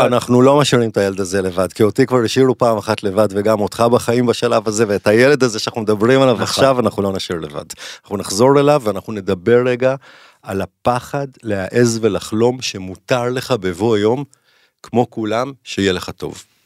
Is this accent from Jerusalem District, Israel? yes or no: yes; Jerusalem, Jerusalem District, Israel; כשאני גדלתי בירושלים, משפחה טובה כזאת